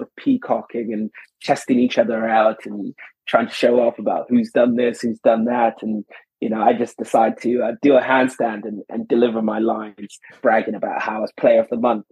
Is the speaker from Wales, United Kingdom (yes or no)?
yes; Swansea, Wales, United Kingdom; I grew up in Swansea